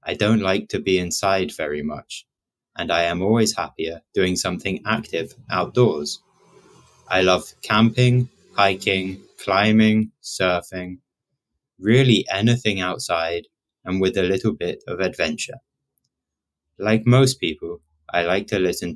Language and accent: English; Oxford, South East England, United Kingdom; first language English; moved away as an adult; now in Amsterdam, Netherlands; I come from the United Kingdom, from a city called Oxford.